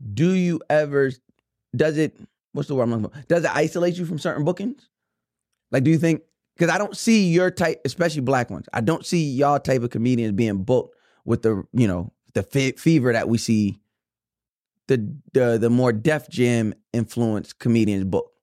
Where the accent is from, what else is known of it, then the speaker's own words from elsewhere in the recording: New York, United States; we're from New York